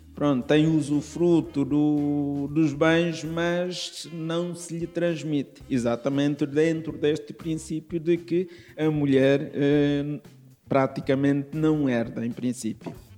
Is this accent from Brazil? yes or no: no; Timor-Leste; now in Lisbon, Portugal; Eu sou de Timor-Leste, vim de Timor-Leste por alturas de 1970 eh, para o seminário